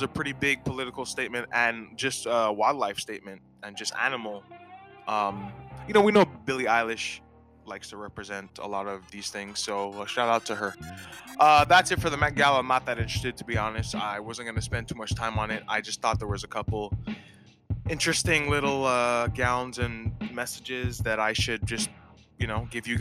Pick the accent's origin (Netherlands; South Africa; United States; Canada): Canada; I'm Canadian